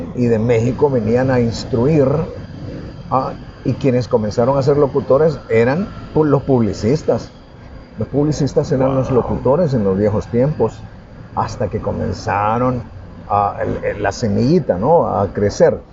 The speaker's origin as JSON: {"language": "Spanish", "country": "El Salvador", "said": "nos detectan que somos salvadoreños."}